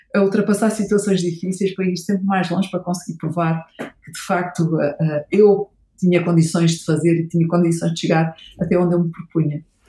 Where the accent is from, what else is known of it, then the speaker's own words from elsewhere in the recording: Portugal; sou portuguesa.